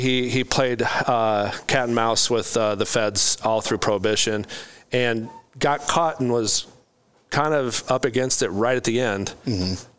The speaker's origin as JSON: {"language": "English", "area": "Carroll County area", "region": "Iowa", "country": "United States", "tie": "born or raised there", "also_born_or_lived": "Des Moines, Iowa", "said": "it's like reading a biography about my hometown"}